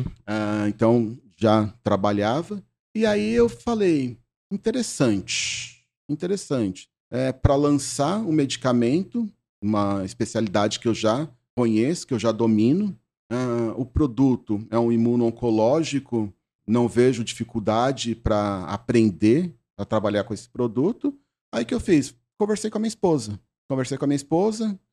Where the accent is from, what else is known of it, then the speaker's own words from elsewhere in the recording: Brazil; eu nasci na Lapa. Hum. Eu nasci na Lapa